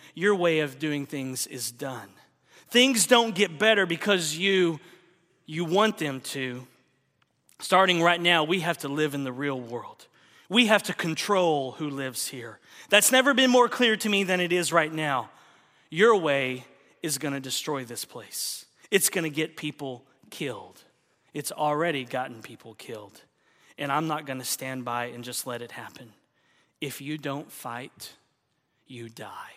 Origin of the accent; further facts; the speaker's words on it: Oklahoma, United States; moved away; my home state of Oklahoma